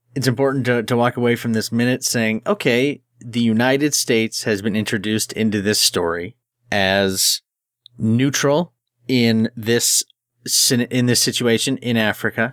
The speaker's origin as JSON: {"language": "English", "country": "Canada", "said": "I'm Canadian"}